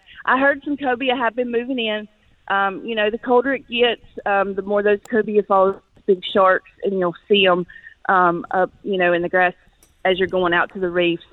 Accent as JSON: {"language": "English", "area": "Catawba County", "region": "North Carolina", "country": "United States", "tie": "born or raised there", "moved": "yes", "lives_now": "Florida Keys, United States", "said": "That's my hometown, Catfish, North Carolina, Catawba County, North Carolina."}